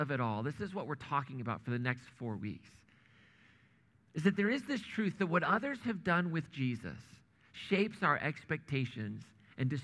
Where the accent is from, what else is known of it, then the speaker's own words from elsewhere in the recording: Indiana, United States; moved away as an adult; also born or lived in Kansas / Missouri / New England; grew up in Indiana